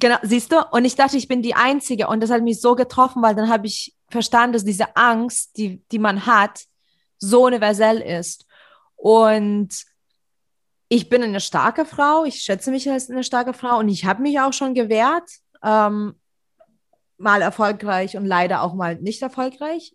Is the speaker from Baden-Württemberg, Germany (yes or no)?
no; Leipzig, Saxony, Germany; ich fühle mich sicher in Leipzig und ich bin Leipziger